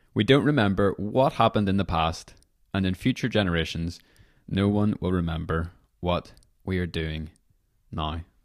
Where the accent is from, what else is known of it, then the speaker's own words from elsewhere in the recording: Northern Ireland, United Kingdom; moved away as an adult; whenever I was eighteen, I was moving away from Northern Ireland